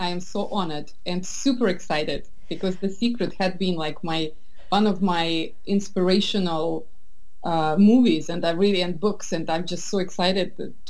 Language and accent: English; Russia; I'm from Soviet Russia, that's where I grew up.